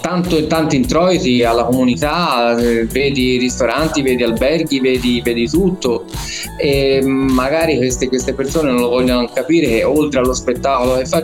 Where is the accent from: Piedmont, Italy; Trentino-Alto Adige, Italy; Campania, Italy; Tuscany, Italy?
Tuscany, Italy; Florence; Sì, vabbè, così perché sono di Firenze, diciamo.